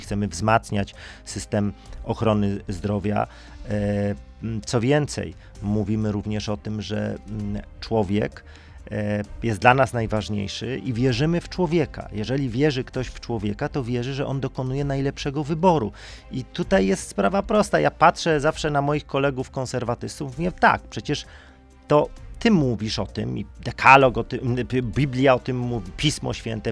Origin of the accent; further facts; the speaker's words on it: Silesian Voivodeship, Poland; Jestem ze Śląska